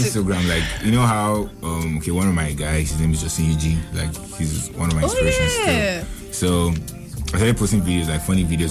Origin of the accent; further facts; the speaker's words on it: Nigeria; I'm from Nigeria, so obviously I specialize on, like, my culture, like, you know, Nigerian